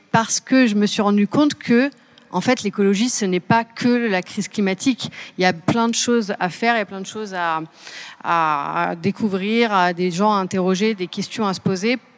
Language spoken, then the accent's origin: French; Seine-et-Marne, Île-de-France, France; Je viens de Seine-et-Marne.